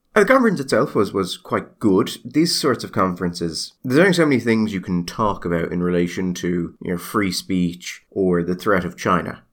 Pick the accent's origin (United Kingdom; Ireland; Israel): Ireland